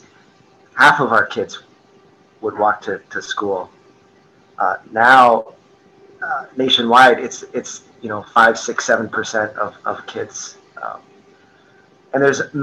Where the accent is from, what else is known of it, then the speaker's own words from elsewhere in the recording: Canada; now in Traverse City, United States; I grew up in Canada, and I feel like part of my soul and my culture is to, no matter the weather, you know, we're rolling